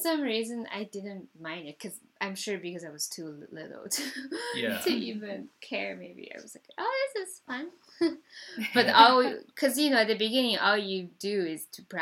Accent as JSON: {"language": "English", "town": "Kaifeng", "region": "Henan", "country": "China", "tie": "born or raised there", "moved": "as an adult", "lives_now": "Vancouver, Canada", "said": "I grew up in Kaifeng, which is, it's sort of in central and northern China"}